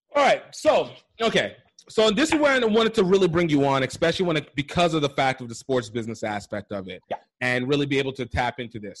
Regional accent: Iowa, United States; I'm an Iowa guy too. I was I was raised in Iowa

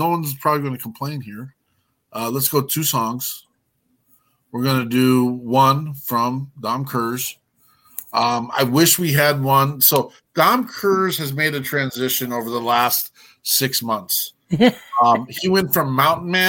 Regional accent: United States; also born or lived in Montana; I'm not even from the South. I'm from Wyoming and Montana

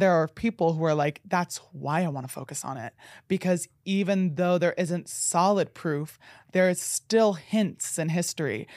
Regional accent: New Jersey, United States; I grew up in New Jersey

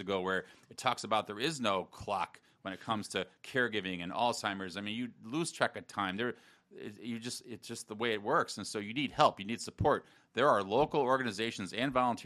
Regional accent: South Bend, Indiana, United States; moved away as an adult; also born or lived in Michigan; now in Gainesville, United States; I grew up in South Bend, Indiana.

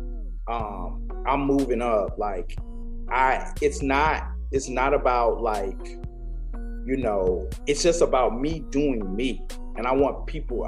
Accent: St. Petersburg, Florida, United States; also born or lived in Clearwater, Florida; We're both from St. Petersburg, Clearwater. St. Pete, Clearwater, for the same thing. I lived in St. Pete and born in St. Pete, lived in St. Pete, and I also lived in Clearwater.

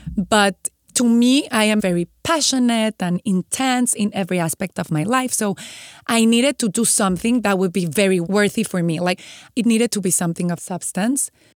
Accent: Mexico; moved away as an adult; now in San Diego, United States; I'm from Mexico

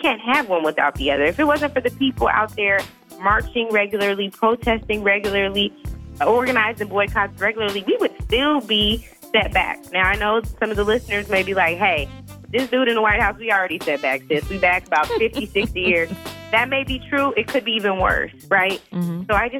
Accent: Seattle, Washington, United States; where I grew up in Seattle, Washington

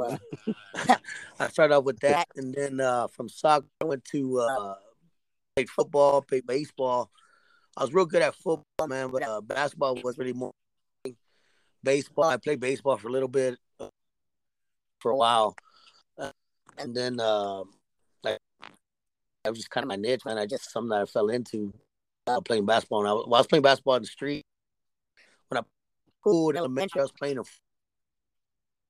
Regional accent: San Antonio, Texas, United States; I started off on the west side of town in San Antonio.

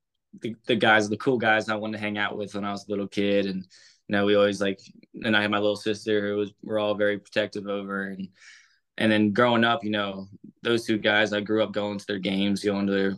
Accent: Lancaster, Pennsylvania, United States; I'm from Lancaster, Pennsylvania. It's a small town like outside of Philly

